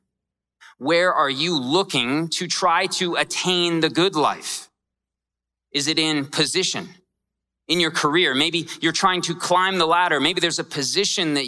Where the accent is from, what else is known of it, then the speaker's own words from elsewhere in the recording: Scottsdale, Arizona, United States; I grew up in Scottsdale, and it's not rough at all